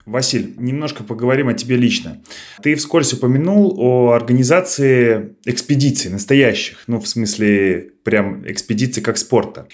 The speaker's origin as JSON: {"language": "Russian", "region": "Smolensk Oblast", "country": "Russia", "tie": "born or raised there", "said": "наша область, Смоленская, собственно, откуда я родом"}